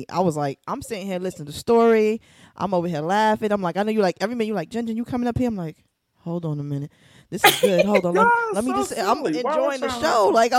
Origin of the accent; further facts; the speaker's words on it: New York City, New York, United States; I'm from Brooklyn, New York. I'm also an educator here in New York City